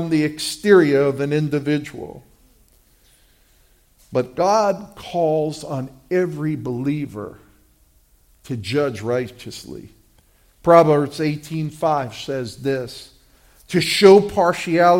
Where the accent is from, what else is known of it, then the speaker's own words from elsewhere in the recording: New York City, New York, United States; When I was a little kid, growing up in Brooklyn